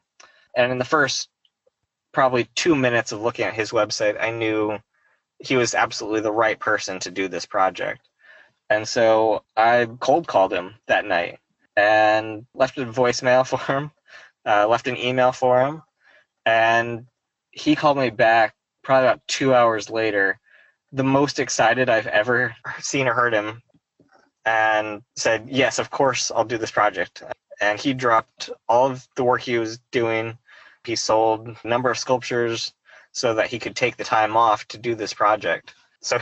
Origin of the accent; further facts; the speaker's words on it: Fayetteville, Arkansas, United States; I grew up in Northwest Arkansas in Fayetteville